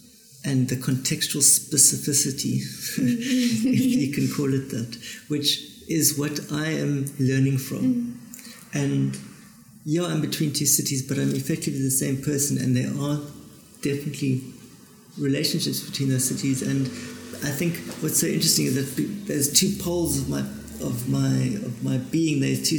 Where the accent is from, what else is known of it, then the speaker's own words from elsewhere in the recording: Cape Town, Western Cape, South Africa; But layering started very much in Johannesburg, and I came from Cape Town with this very distilled language, this very kind of insular, simplistic, stylized line